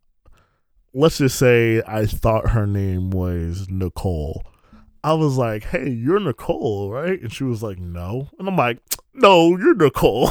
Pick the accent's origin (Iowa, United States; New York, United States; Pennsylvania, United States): New York, United States; New York City; I'm from New York